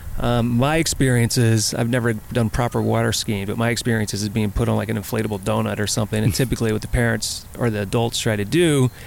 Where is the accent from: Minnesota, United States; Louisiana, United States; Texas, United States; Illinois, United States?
Louisiana, United States; also born or lived in Southern California; now in Redlands, United States; growing up in Louisiana where there's no surfing whatsoever